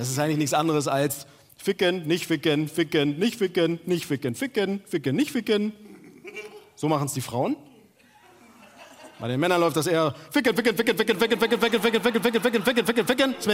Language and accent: German; Turkey; ja, hey, ich bin Türke, ich bin Türke.